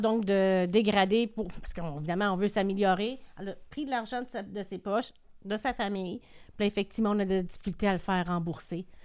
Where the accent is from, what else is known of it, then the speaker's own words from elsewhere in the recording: Quebec, Canada; qu'on a en tant que Québécois